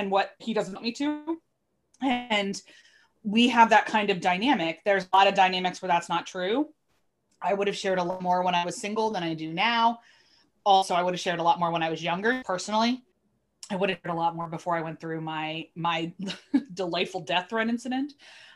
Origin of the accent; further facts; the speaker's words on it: Philadelphia, Pennsylvania, United States; I'm from Philly